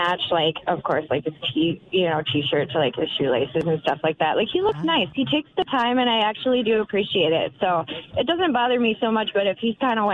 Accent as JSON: {"language": "English", "region": "Minnesota", "country": "United States", "tie": "born or raised there", "said": "I was born and raised in Minnesota"}